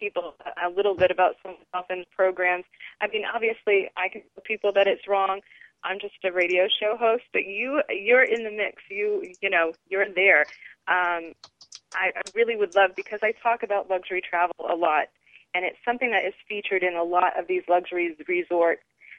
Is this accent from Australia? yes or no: no; New England, United States; I'm from New England, so I have done whale watching on several occasions.